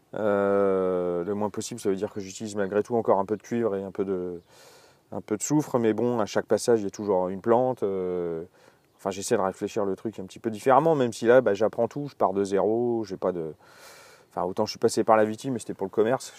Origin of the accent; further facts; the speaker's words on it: Alsace, Grand Est, France; moved away as an adult; now in Burgundy, France; je suis né en Alsace. Et je suis arrivé ici vers 20 ans et, puis j'en suis jamais reparti